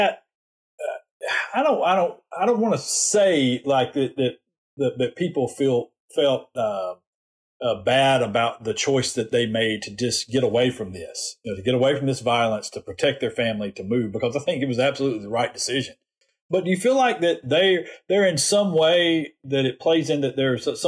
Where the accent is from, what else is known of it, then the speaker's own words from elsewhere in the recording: Alabama, United States; as a white kid growing up in Alabama